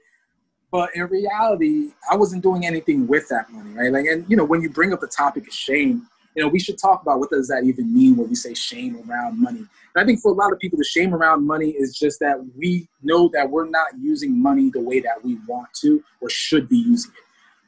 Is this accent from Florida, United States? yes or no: no; near Rutgers University, New Jersey, United States; I actually went to college near my hometown. I went to Rutgers University. It was literally like a mile up the road